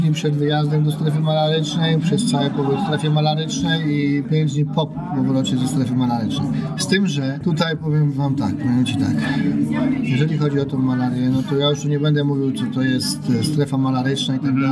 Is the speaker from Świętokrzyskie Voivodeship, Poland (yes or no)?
yes; Kielce, Świętokrzyskie Voivodeship, Poland; pochodzimy z Kiel